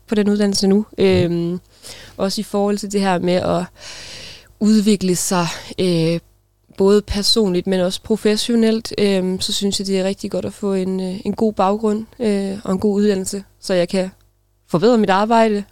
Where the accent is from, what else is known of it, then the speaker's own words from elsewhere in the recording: Denmark; moved away as an adult; jeg kommer fra en lille by, der hedder Klaup, øh, hvor jeg boede de første øh, 19 år af mit liv. Øh, gik, på, gik på skole